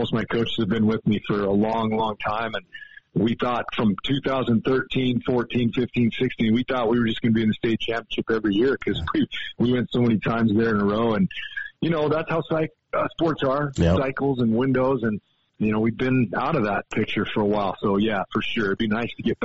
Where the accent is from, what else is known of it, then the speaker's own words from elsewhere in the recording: Montana, United States; I'm from Montana